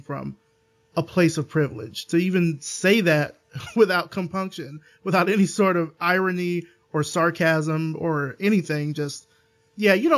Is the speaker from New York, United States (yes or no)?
no; Alabama, United States; I'm from Alabama